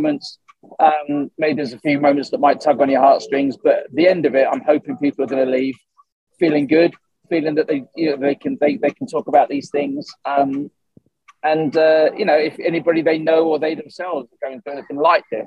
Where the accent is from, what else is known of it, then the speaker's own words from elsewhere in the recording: Suffolk, East of England, United Kingdom; moved away; also born or lived in Essex; I'm a Suffolk boy originally